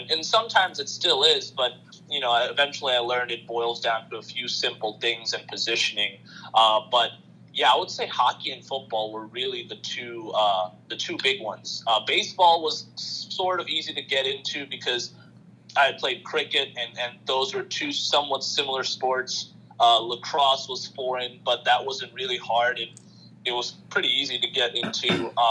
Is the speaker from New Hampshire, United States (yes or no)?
no; Queens, New York, United States; born there; also born or lived in Bangladesh; My family's from Bangladesh, so that's where I lived from 2003 to 2013. And I was born in Queens, so before we moved to Bangladesh or moved back there, I was familiar with basketball.